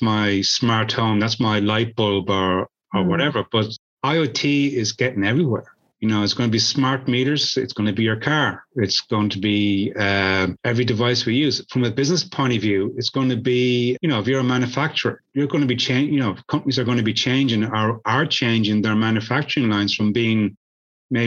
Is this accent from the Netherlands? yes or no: no; Ireland; I'm Irish.